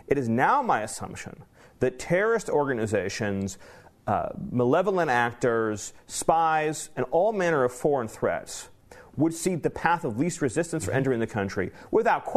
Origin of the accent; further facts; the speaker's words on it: Southern California, United States; I grew up in Southern California.